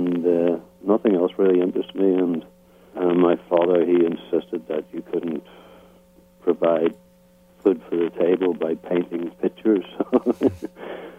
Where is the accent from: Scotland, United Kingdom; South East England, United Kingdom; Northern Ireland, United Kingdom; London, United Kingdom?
Northern Ireland, United Kingdom; Belfast; moved away as an adult; I grew up in Belfast, Northern Ireland, and I grew up in a very tough Protestant working class area